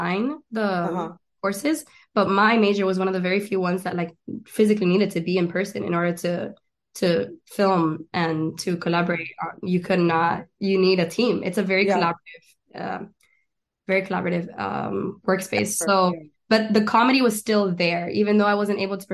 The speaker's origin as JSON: {"language": "English", "town": "Miami", "region": "Florida", "country": "United States", "tie": "born or raised there", "also_born_or_lived": "Argentina / El Chaco, Argentina / Gainesville, Florida / Doral, Florida", "moved": "as an adult", "lives_now": "Los Angeles, United States", "said": "I was born in Miami, raised in Argentina, and then I went to school in North Florida."}